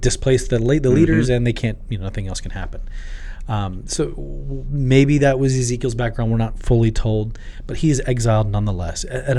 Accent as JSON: {"language": "English", "country": "Tanzania", "tie": "born or raised there", "said": "I grew up in East Africa, and actually there was a time when I was 7 years old, my whole family were in Dodoma, which is central Tanzania"}